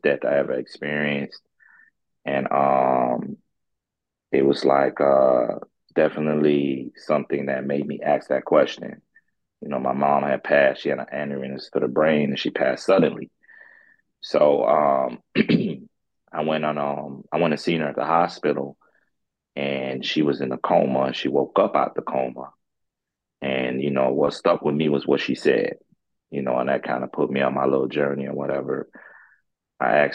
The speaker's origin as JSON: {"language": "English", "region": "Florida", "country": "United States", "tie": "born or raised there", "also_born_or_lived": "St. Croix, U.S. Virgin Islands", "moved": "yes", "lives_now": "St. Louis, United States", "said": "I'm from the, originally from the Virgin Islands, St. Croix. That's where I'm from. I grew up in Florida, and then I moved out here to Missouri, St. Louis"}